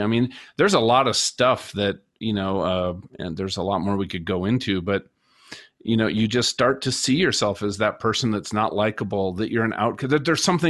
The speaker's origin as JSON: {"language": "English", "region": "Minnesota", "country": "United States", "tie": "born or raised there", "said": "I grew up in Minnesota."}